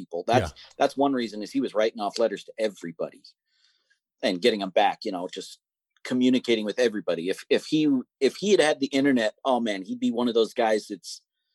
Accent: Montana, United States; I grew up in Montana

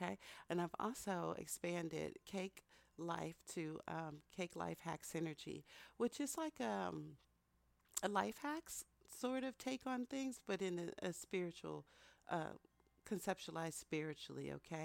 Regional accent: Texas, United States; also born or lived in Philadelphia; that's how I grew up in Texas

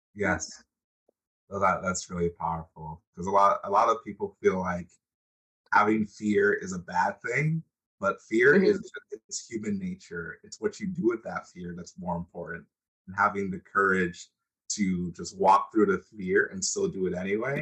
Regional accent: United States; also born or lived in Nigeria; I grew up in the United States, but I wasn't born in the United mm-hmm. States

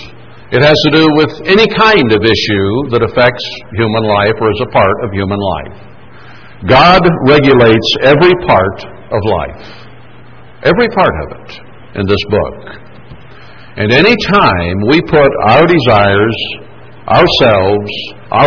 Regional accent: United States; as an American

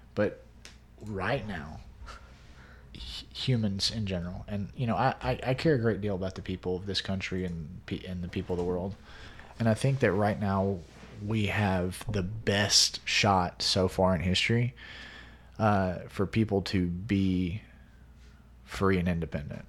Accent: United States; being an American

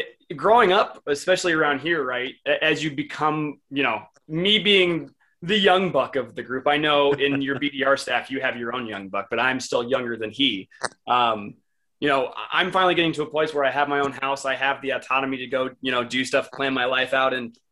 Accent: Minnesota, United States; now in Illinois, United States; I was born in Illinois, have lived in Illinois for, you know, the last several years, right? But I actually lived in Minnesota, you know, in my childhood for about 8 or so years.

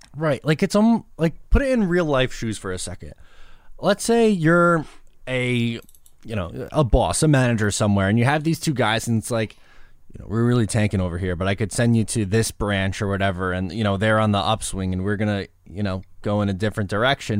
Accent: Long Island, New York, United States; I'm from Long Island

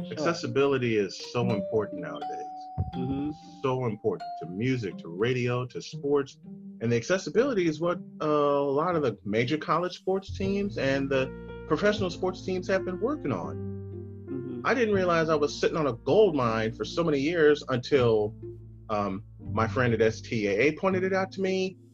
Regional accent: Chicago, Illinois, United States; moved away; my hometown of Chicago

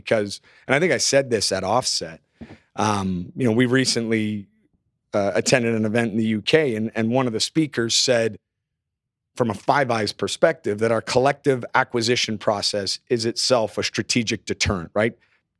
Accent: Canada; As a Canadian, I will apologize right now.

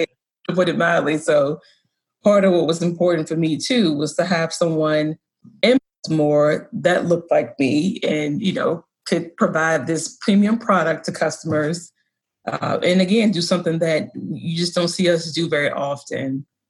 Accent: the South, United States; now in Baltimore, United States; I grew up in the South

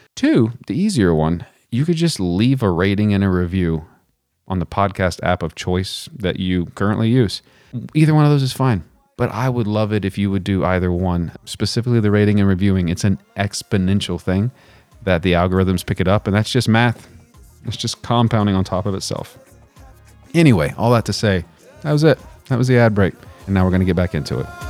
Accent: Texas, United States; moved away; also born or lived in Virginia; I did not learn about Stone Mountain growing up in Texas

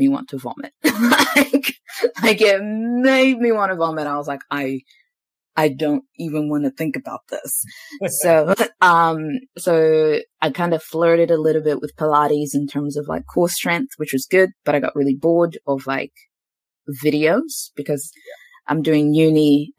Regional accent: New Zealand; moved away as an adult; also born or lived in Zimbabwe / Queenstown, New Zealand; now in Australia; up until I was 11, I grew up in Zimbabwe. And from 11 to about 23, 24, I was in New Zealand

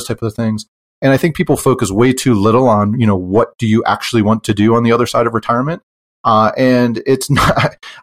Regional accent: Pennsylvania, United States; moved away as an adult; now in Utah, United States; I'm from Pennsylvania and we moved to Utah after I retired

